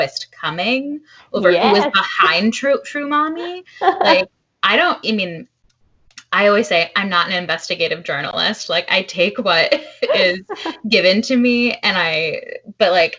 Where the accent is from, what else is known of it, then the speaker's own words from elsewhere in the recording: Fairfield, Connecticut, United States; I grew up in Fairfield, like right next to Westport